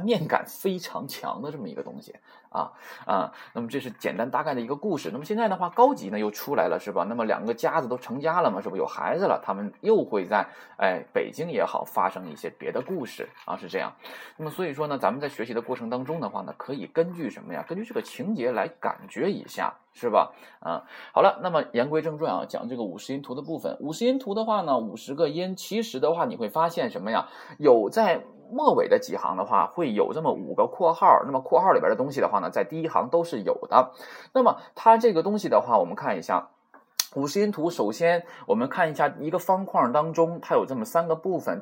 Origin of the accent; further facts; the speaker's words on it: China; 不会像我们中国人说话是吧？口型比较大啊